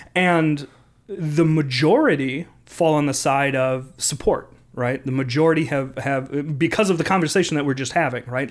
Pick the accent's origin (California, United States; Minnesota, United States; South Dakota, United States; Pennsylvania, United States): Minnesota, United States; Minneapolis; I come from Southside Minneapolis